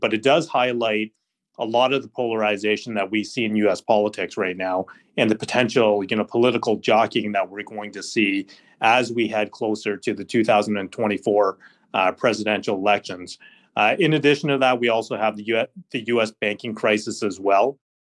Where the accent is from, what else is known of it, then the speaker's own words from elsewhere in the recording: Canada; So, you know, as a Canadian investor, when you look at the US dollar, you haven't really seen the weakness just because the Canadian dollar has been just as weak.